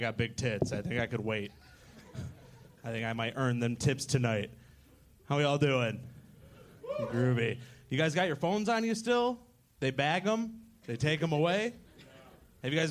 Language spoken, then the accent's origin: English; Michigan, United States; now in Austin, United States; I come from Michigan